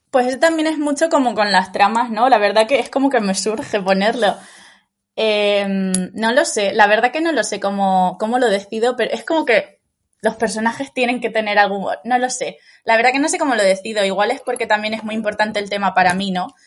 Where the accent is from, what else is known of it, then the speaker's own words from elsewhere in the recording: Lanzarote, Canary Islands, Spain; soy de Lanzarote, ¿no? Entonces siempre he estado como muy, muy cerca del mar